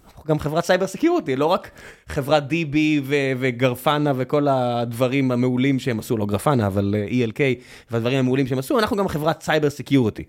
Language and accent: Hebrew; Israel